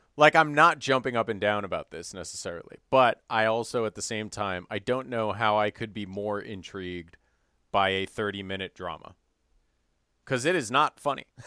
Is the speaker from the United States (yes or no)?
yes; Evanston, Illinois, United States; moved away; my hometown, Evanston, Illinois